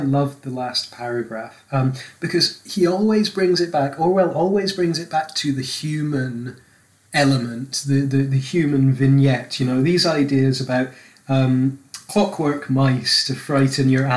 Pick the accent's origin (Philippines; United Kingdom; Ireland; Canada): United Kingdom; Scotland; I'm Scottish